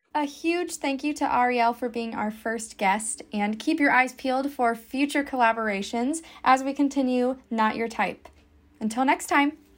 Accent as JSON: {"language": "English", "region": "Iowa", "country": "United States", "said": "in Iowa, my home state"}